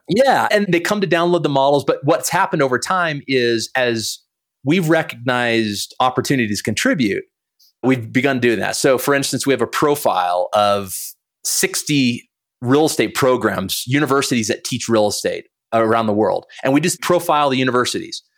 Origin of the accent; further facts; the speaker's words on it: Montana, United States; So I was born in Montana. My parents lived in a double wide.